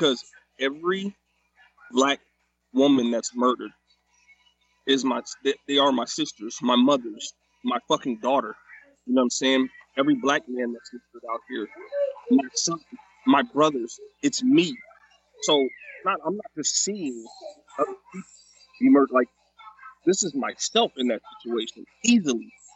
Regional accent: Sacramento, California, United States; I grew up in South Sac. That's where I'm from.

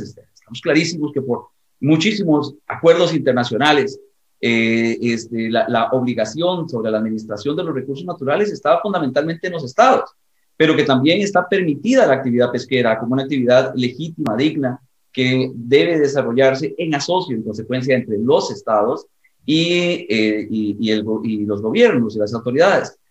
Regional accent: Costa Rica; en mi país, en Costa Rica

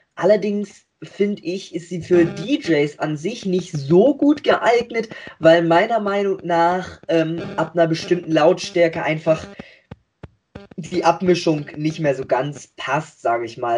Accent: between Hamburg and Bremen, Lower Saxony, Germany; Ich komme aus Niedersachsen zwischen Hamburg und Bremen oder wir drei, unser Team

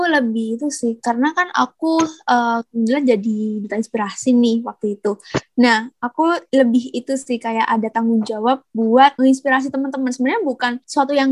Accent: Pasuruan, East Java, Indonesia; Aku sekarang asalnya itu dari kota Pasuruan, Jawa Timur

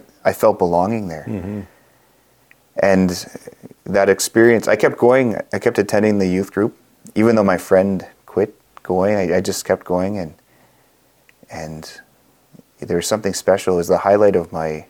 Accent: Manitoba, Canada; also born or lived in Fisher River Cree Nation; I grew up in Manitoba. I mostly grew up in care, adoptive and foster care.

